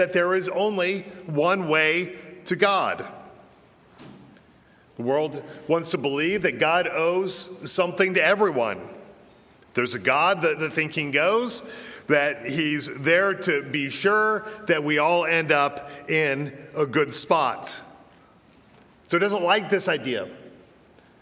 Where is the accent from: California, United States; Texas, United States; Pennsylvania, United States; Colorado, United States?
Colorado, United States; Denver; moved away; I was born and I was raised in Denver, Colorado